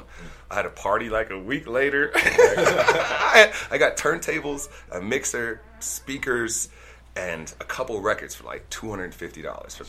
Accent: Denver, Colorado, United States; also born or lived in Princeton, New Jersey / New York City / London; We moved back to Denver when I was about 4, okay, and I grew up here. So I'm a Denver native

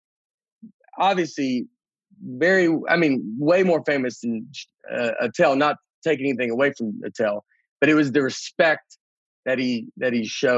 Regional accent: the South, United States; we're both from the South

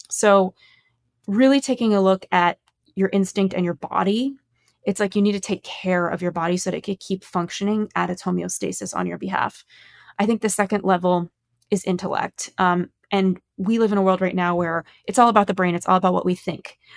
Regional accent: Los Angeles, California, United States; I grew up in Los Angeles

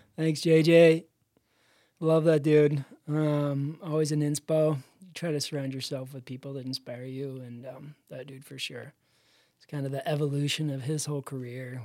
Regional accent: Dana Point, California, United States; I grew up in Dana Point, which is kinda Sleepy Beach Town

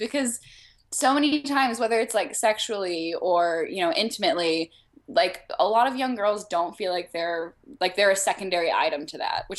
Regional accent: Arkansas, United States; yeah, I was born in the South.

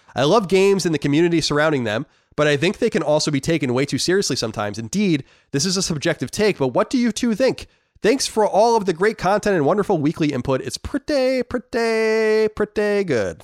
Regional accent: United States; I'm an American.

